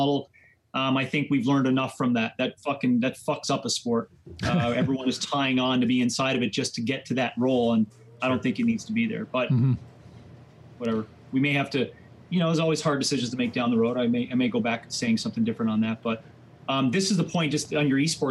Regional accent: Newfoundland and Labrador, Canada; moved away; also born or lived in Calgary, Alberta; I'm from Labrador

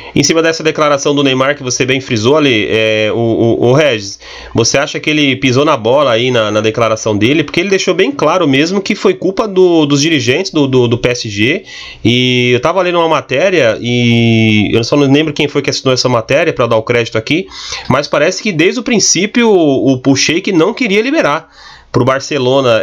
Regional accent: Barueri, São Paulo, Brazil; eu que sou aqui da cidade de Barueri

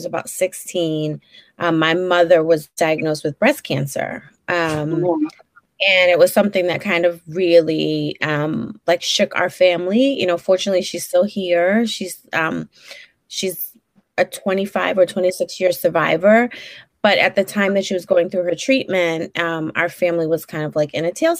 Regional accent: Brooklyn, New York, United States; accent: Brooklynite; So I'm originally from Brooklyn. I still live in Brooklyn. I've basically lived in Brooklyn my whole life

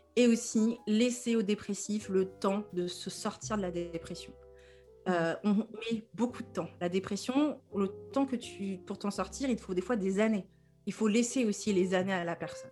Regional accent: Normandy, France; je suis une congolaise normande, comme je dis

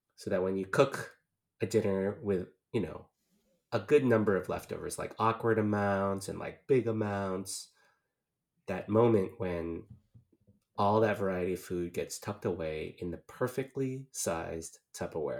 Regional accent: California, United States; now in East Coast, United States; as a Californian

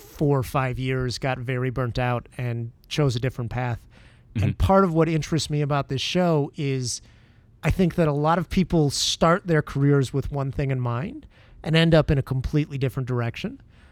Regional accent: Detroit, Michigan, United States; moved away as an adult; now in Chicago, United States; I grew up in the Metro Detroit area, moved to Chicago for law school.

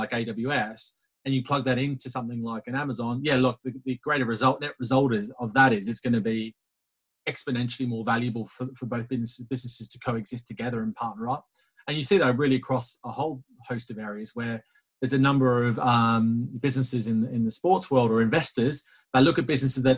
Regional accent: Australia; being the Aussie that I am

